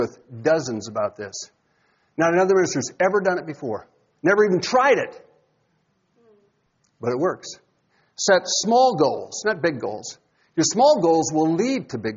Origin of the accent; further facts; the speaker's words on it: Iowa, United States; I grew up in Iowa